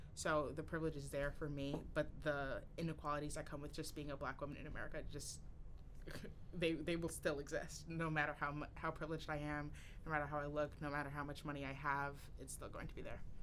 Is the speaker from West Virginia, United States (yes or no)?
no; Newark, New Jersey, United States; moved away as an adult; also born or lived in East Orange, New Jersey; I grew up in East Orange and Newark, New Jersey, primarily